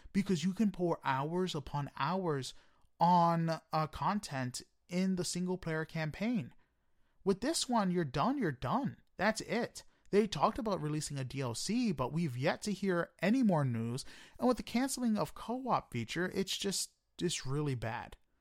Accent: New York City, New York, United States; I am a New Yorker

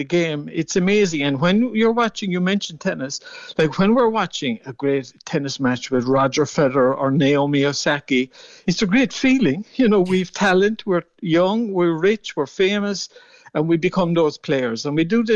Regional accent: Mallow, Munster, Ireland; I played mostly hurling and soccer in my hometown of Mallow

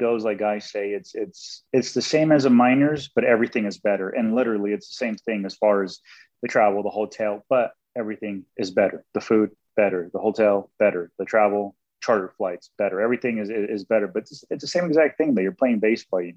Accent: San Diego, California, United States; Growing up, my favorite teams were the Padres because I'm from San Diego

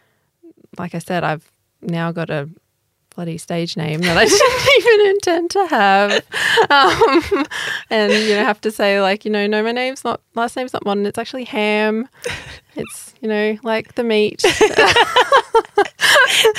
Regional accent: Toowoomba, Queensland, Australia; I grew up in Toowoomba in Queensland.

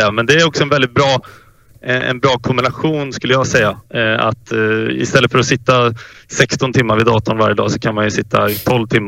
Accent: Västgötaslätten, Västra Götaland, Sweden; moved away; also born or lived in Stockholm; det var ju för att jag faktiskt flyttade till eh, Västgötaslätten. Så att jag, eller jag flyttade hem från Stockholm.

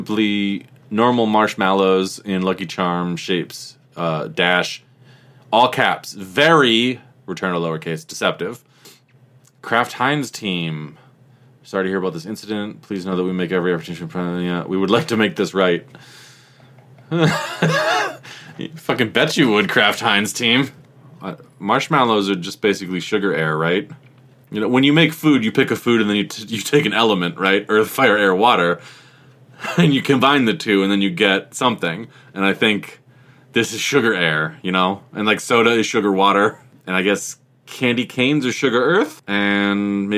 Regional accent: United States; I'm of Irish descent, but I was born and raised in America

